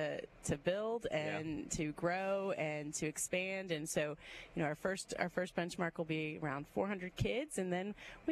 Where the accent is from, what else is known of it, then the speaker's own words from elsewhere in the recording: Cleveland, Ohio, United States; also born or lived in South Carolina; now in Alabama, United States; I'm from Cleveland